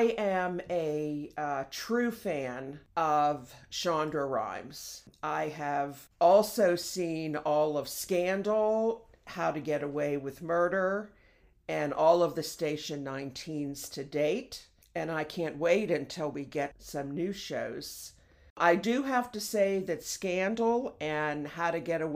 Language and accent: English; Pittsburgh, Pennsylvania, United States; I am originally born and raised in Pittsburgh, Pennsylvania